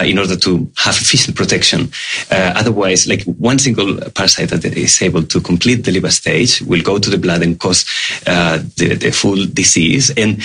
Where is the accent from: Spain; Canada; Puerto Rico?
Spain; moved away as an adult; also born or lived in Australia; now in Melbourne, Australia; I came to Australia 8 years ago. I'm originally from Spain